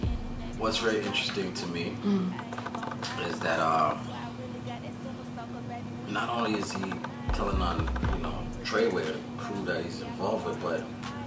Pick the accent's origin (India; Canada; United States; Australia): Canada; I'm authentically Canadian.